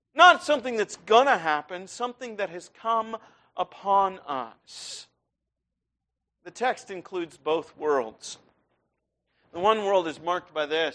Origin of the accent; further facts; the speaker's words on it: Iowa, United States; moved away; I grew up in Iowa